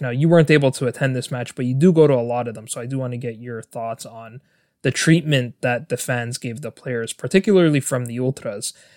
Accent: Toronto, Ontario, Canada; I was born and raised in Toronto, Canada.

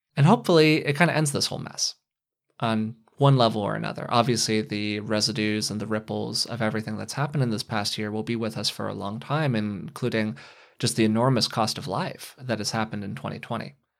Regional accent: United States; as an American

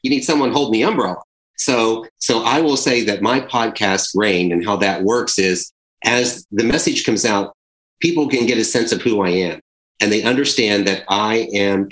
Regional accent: Charleston, South Carolina, United States; I'm from Charleston, South Carolina

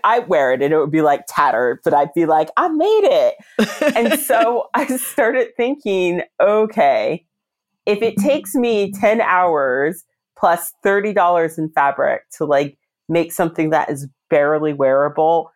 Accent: Reston, Virginia, United States; I volunteered in a charity shop near my hometown in Reston.

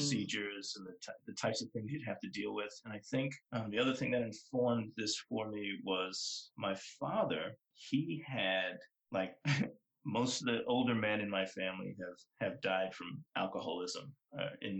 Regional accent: Boston, Massachusetts, United States; the neighborhood I grew up in Boston is called Mattapan

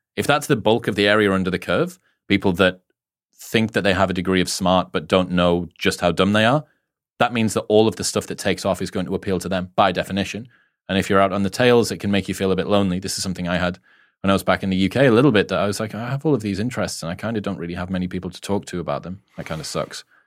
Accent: United Kingdom; being a Brit

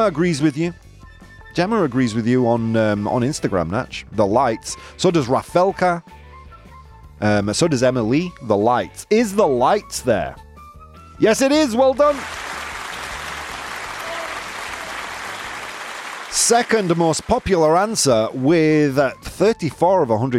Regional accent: England, United Kingdom; moved away; my English soul, my blackened English soul

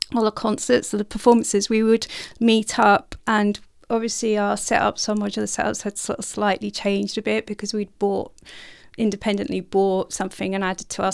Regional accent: North Norfolk, East of England, United Kingdom; in North Norfolk near the coastline

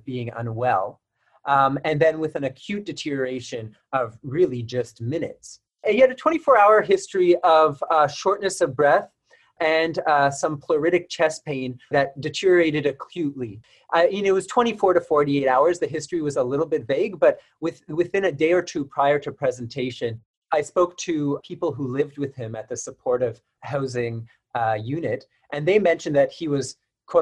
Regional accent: Montreal, Quebec, Canada; moved away as an adult; now in Winnipeg, Canada; I'm originally from Montreal, Quebec, but I've hopped around quite a bit for my training.

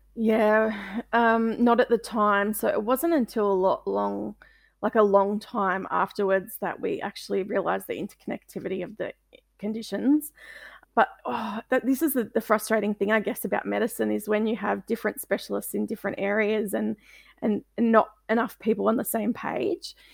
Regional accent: Melbourne, Victoria, Australia; I'm from Melbourne, um, in Australia

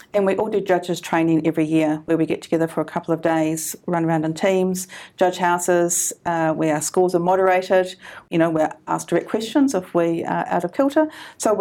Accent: Canterbury, New Zealand; I'm from Canterbury

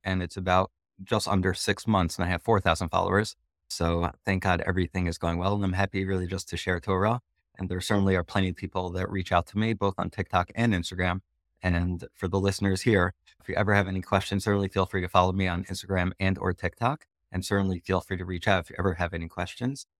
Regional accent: Teaneck, New Jersey, United States; I grew up in Teaneck, New Jersey

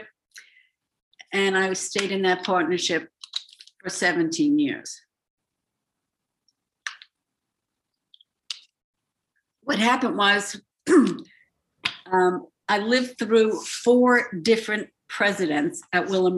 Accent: New York City, New York, United States; also born or lived in Buffalo, New York; I grew up in Bayside, Queens

